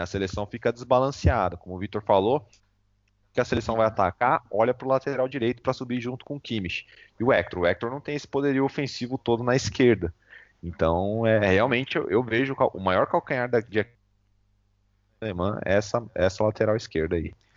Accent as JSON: {"language": "Portuguese", "country": "Brazil", "said": "Eu sou brasileiro"}